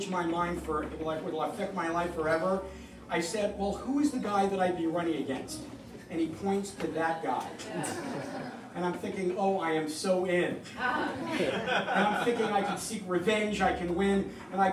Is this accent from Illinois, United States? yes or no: no; New York, United States; moved away as an adult; now in Flemington, United States; I'm originally from New York